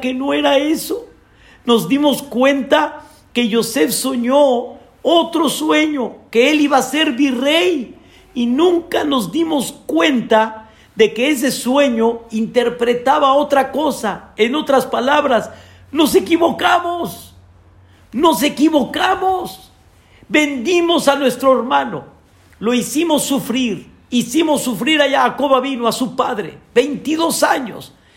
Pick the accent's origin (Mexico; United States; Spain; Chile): Mexico; como decimos nosotros aquí en México